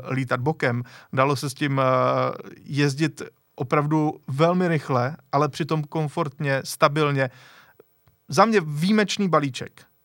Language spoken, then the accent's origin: Czech; Czechia; my třeba jako Češi